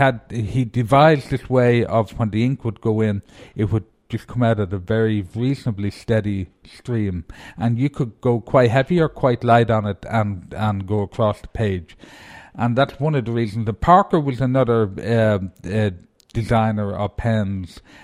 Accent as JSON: {"language": "English", "country": "Ireland", "moved": "yes", "said": "being Irish"}